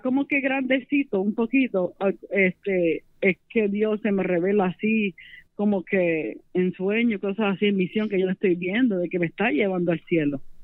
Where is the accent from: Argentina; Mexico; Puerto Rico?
Puerto Rico; Las Piedras; soy de Puerto Rico, Las Piedras